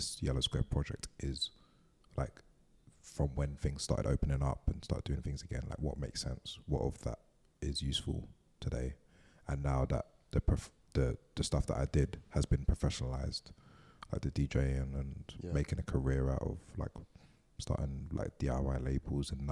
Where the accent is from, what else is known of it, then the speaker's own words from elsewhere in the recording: London, United Kingdom; I'm from East London. I grew up listening to pirate radio